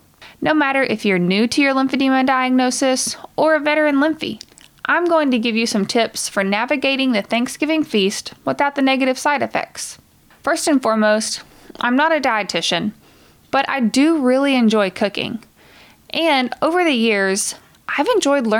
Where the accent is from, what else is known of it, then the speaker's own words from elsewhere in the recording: the South, United States; I'm from the South